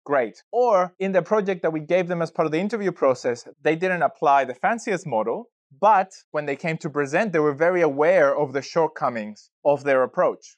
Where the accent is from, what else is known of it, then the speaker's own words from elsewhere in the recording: Chile; moved away as an adult; now in Australia; I've been in Australia for about sixteen years working in data, and I'm originally from Chile, South America